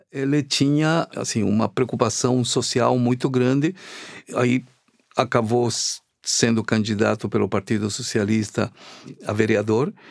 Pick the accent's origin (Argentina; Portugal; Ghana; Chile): Chile; now in Brazil; eu sou chileno